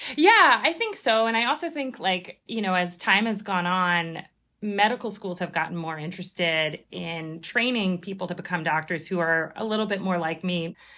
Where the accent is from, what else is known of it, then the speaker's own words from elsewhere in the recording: Philadelphia, Pennsylvania, United States; now in New York, United States; I'm originally from Philadelphia